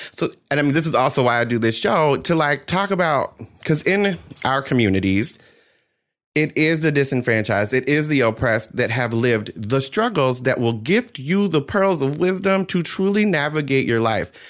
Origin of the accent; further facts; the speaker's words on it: New Jersey, United States; I grew up in South Jersey.